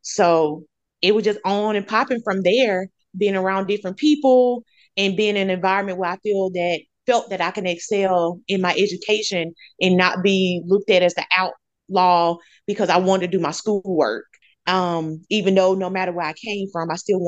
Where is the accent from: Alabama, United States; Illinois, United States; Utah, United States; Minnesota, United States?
Alabama, United States; Montgomery; also born or lived in Tallahassee, Florida; I'm native from Montgomery. Born and raised. I grew up on the west side of Montgomery neighborhood called Cedar Park, majority of my life